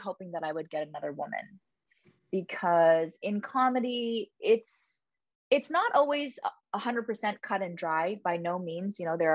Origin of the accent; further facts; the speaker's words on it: Canada; moved away as an adult; now in United States; I'm Canadian